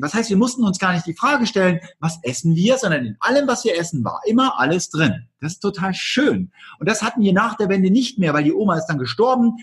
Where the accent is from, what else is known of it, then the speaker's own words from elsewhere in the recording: East Germany, Germany; ich komme aus der DDR.